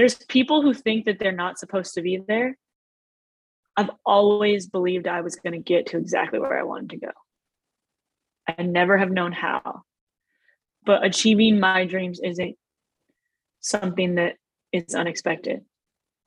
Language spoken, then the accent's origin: English; Oakland, California, United States; we're kids from Oakland, Dame's from Oakland. We grew up in the same circles